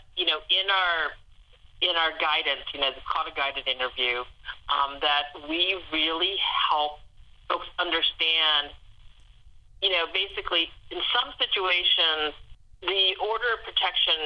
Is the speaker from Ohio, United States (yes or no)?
yes; Ohio, United States; I grew up in Ohio